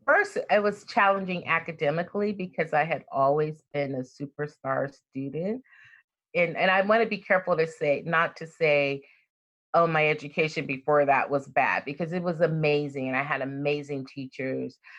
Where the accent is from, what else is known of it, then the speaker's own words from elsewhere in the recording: Compton, California, United States; also born or lived in Frankfurt, Germany / Birmingham, Alabama; that's the part of Compton that I grew up